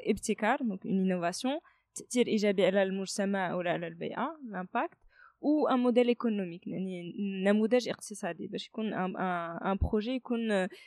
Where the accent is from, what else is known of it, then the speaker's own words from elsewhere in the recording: Kenitra, Rabat-Salé-Kénitra, Morocco; also born or lived in France; قنيطره هي واحد المدينه اللي عزيزه عليا بزاف بيسكو الوالدين ديالي ساكنين هنايا euh, انا داديت في فرنسا ولكن كبرت هنايا في المغرب في مدينه قنيطره